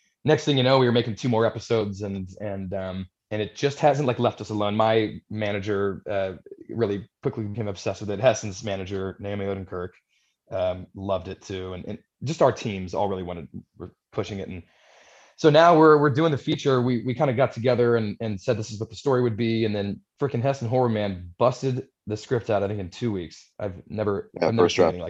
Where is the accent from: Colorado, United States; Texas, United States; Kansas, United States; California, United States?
Texas, United States; moved away; I was raised in Texas